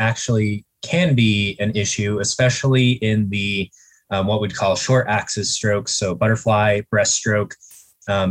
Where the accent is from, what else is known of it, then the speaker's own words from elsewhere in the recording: Colorado, United States; also born or lived in Portland, Maine; moved back to my home state, Colorado, Colorado Springs